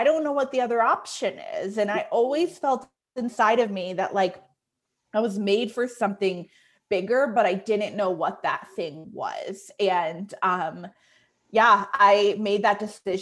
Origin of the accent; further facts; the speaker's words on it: Connecticut, United States; also born or lived in New York City; I had applied for a job in Connecticut, where I was from, at a pretty big nonprofit.